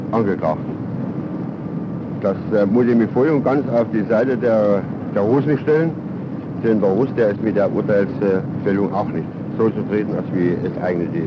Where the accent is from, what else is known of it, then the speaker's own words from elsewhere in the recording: Germany; was wir als Deutsche